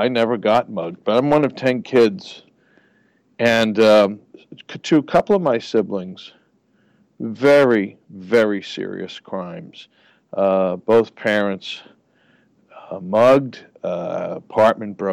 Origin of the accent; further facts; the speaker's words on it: New York City, New York, United States; moved away as an adult; I'm a creature of New York, of the Bronx. I grew up in New York in the 60s through the late 80s